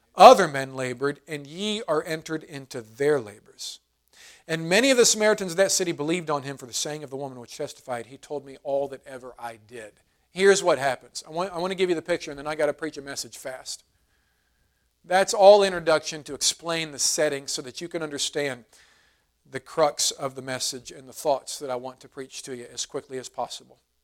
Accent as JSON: {"language": "English", "country": "United States", "said": "American Christians"}